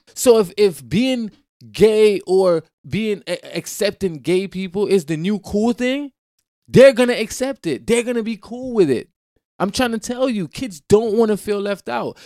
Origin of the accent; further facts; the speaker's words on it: Jamaica; I'm Jamaican. I grew up in a Caribbean, you know what I'm saying, environment